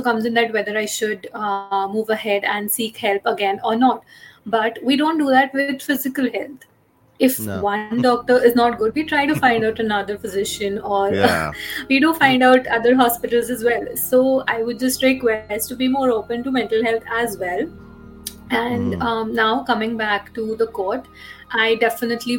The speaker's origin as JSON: {"language": "English", "country": "India", "said": "I'm from India, and I have been working as a therapist for over 4 years now"}